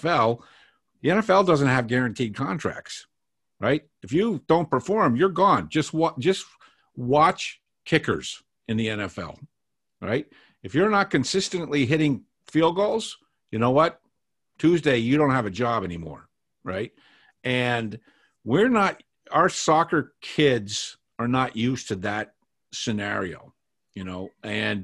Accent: Boston, Massachusetts, United States; I grew up in Boston

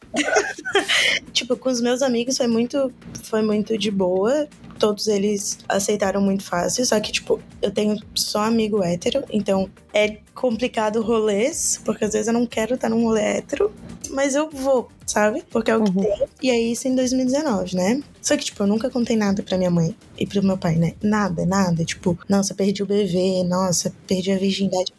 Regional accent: Florianópolis, Santa Catarina, Brazil; now in São José, Brazil; Sou de Floripa. Na verdade, moro em São José, né? Mas eu nasci em Floripa, então eu vou falar que eu sou de Florianópolis.

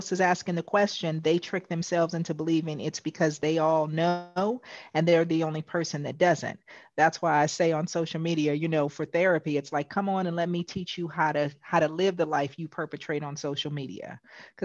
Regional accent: West Coast, United States; I am from the West Coast

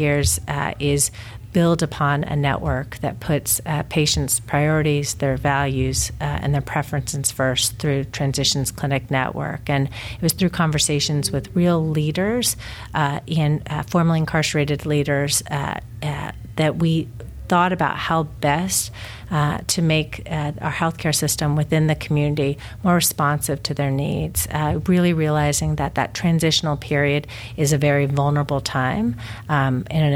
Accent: Texas, United States; now in Connecticut, United States; my home state of Texas

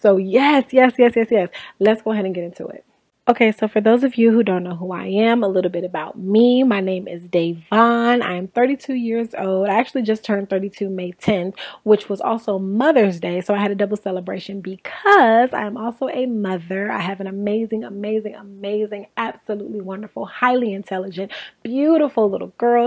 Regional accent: Inglewood, California, United States; born and raised in Inglewood, California. I'm actually still in California.

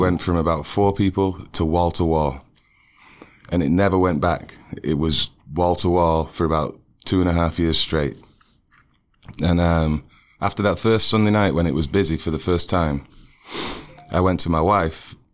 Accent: Manchester, North West England, United Kingdom; also born or lived in Kansas City; now in Ohio, United States; I grew up in Manchester, England

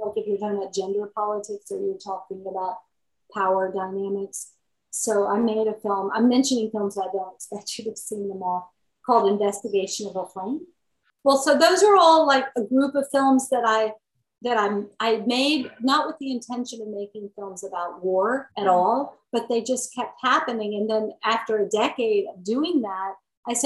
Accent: United States

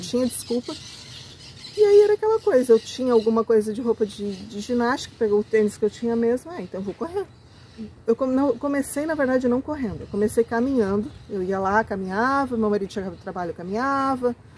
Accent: Joinville, Santa Catarina, Brazil; Eu sou daqui de Joinville, e acho que com muita gente da, da minha geração, da minha faixa etária, teve essa oportunidade de crescer naquela Joinville mais pequenininha, tranquila

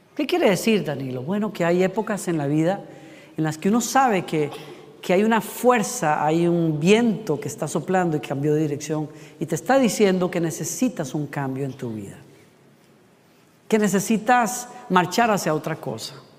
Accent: Costa Rica; yo soy de Costa Rica

